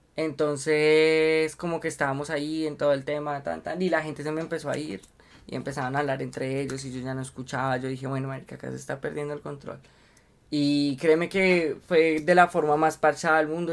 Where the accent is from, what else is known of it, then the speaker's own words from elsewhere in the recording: Colombia; somos el público colombiano